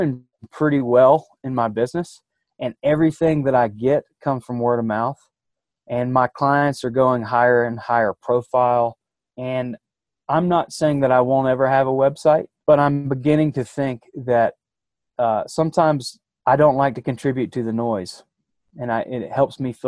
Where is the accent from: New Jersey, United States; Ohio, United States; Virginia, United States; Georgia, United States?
Georgia, United States; Athens; moved away as an adult; now in Jackson Hole area, United States; I'm from Athens, Georgia